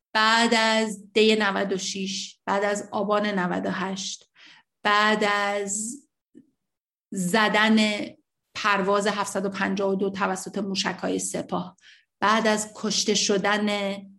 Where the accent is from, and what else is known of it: Iran; moved away